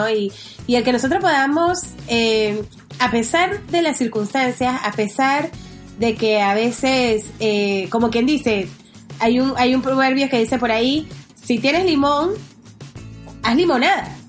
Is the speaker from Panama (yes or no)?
yes; Panama